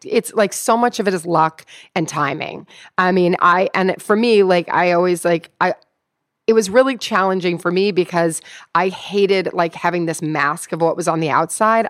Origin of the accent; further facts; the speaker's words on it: Louisville, Kentucky, United States; I'm from Louisville, Kentucky.